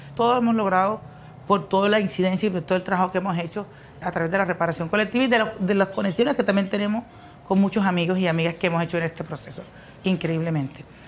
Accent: María la Baja, Bolívar, Colombia; also born or lived in Mampuján; tengo 49 años, soy de María la Baja Bolívar.

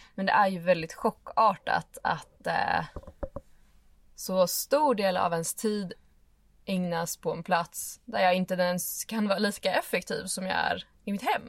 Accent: Stockholm, Stockholm County, Sweden; moved away as an adult; also born or lived in Åre / Lofoten / Dalarna; jag är född och uppvuxen i Stockholm.

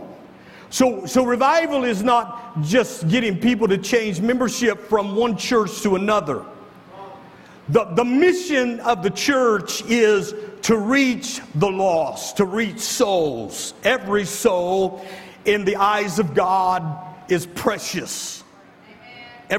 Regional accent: the North, United States; moved away; I grew up in the North. I don't understand a lot of this Southern segregation and stuff.

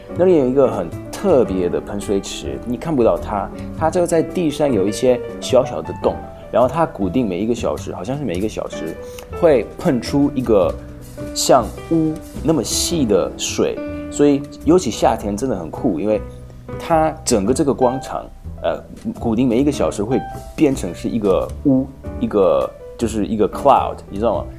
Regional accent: Slovakia; first language Hungarian; Chinese is a second language; 我虽然，呃，本身是素尔法克人，可是匈牙利话，是我的母语，因为就小时候去匈牙利

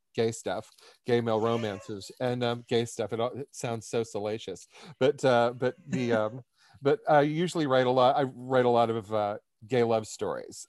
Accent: Pittsburgh, Pennsylvania, United States; moved away as an adult; now in New York City, United States; I'm originally from Pittsburgh, Pennsylvania, um, born, raised, educated

